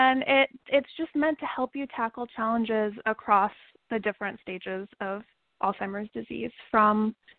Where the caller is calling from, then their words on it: New York City, New York, United States; I'm calling in from New York City.